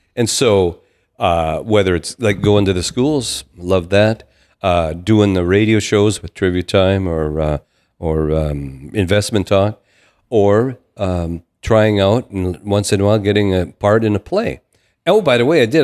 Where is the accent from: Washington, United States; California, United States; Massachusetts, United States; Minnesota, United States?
Minnesota, United States; Downer; I grew up in Downer, which was in the Barnesville School District